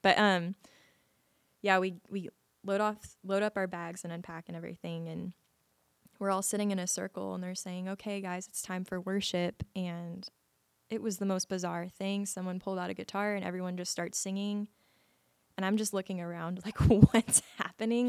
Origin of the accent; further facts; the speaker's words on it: Las Vegas, Nevada, United States; I was born and raised in Las Vegas, Nevada